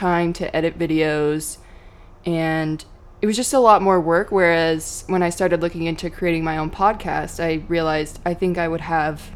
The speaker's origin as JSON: {"language": "English", "town": "Hood River", "region": "Oregon", "country": "United States", "tie": "born or raised there", "said": "My whole life, born and raised. I'm from Upper Valley, so Parkdale area."}